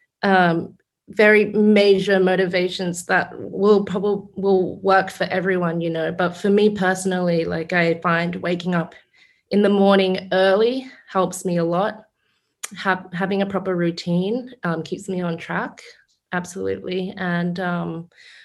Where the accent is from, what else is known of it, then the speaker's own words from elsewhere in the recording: Brisbane, Queensland, Australia; I grew up in Brisbane